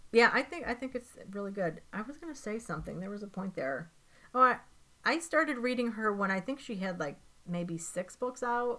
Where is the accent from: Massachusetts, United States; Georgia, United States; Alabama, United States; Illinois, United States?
Illinois, United States; Chicago; I am from Chicago